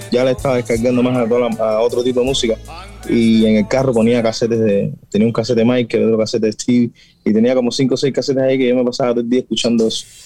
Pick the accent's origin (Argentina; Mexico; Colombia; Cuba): Cuba; Pinar del Río; yo se lo decía a la gente en mi barrio y en mi zona, como es campo, la gente lo que más, lo que más, lo que más se escuchaba era música mexicana.